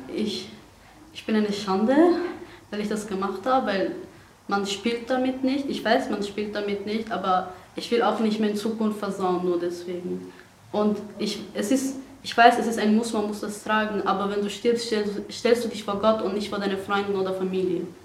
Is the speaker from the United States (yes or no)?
no; Iran; German is a second language; also born or lived in Afghanistan; now in Austria; Aus Afghanistan ursprünglich. Bin aber in Iran aufgewachsen und auch geboren. Und seit sechs Jahren bin ich hier in Österreich